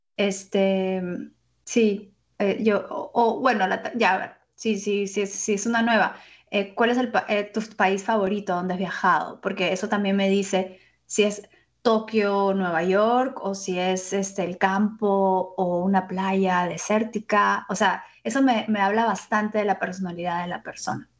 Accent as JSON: {"language": "Spanish", "country": "Peru", "said": "yo soy peruana"}